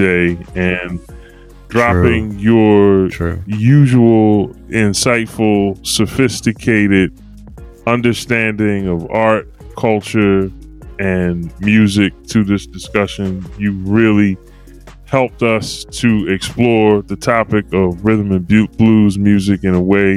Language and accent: English; Philadelphia, Pennsylvania, United States; as a kid growing up in Philly